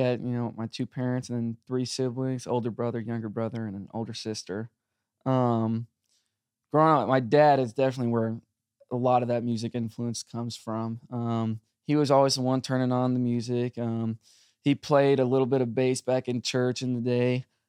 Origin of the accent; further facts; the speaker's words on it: South Korea; also born or lived in United States; And I grew up in South Korea for a little bit.